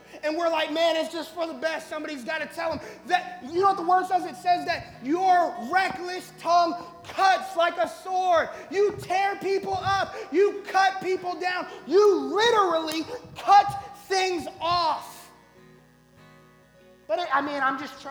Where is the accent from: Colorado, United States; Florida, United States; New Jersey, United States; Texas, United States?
Colorado, United States; I'm from Colorado, so I got cousins who know something about growing things